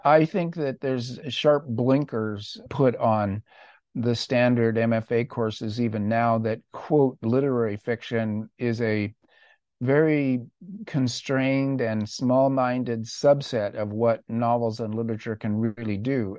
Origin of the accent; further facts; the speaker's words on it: Orange County, California, United States; I grew up in Orange County